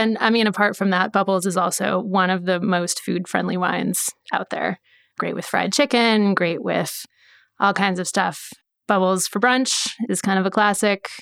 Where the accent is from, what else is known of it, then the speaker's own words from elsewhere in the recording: Beaverton, Oregon, United States; also born or lived in California; I grew up in Beaverton, about forty-five minutes from here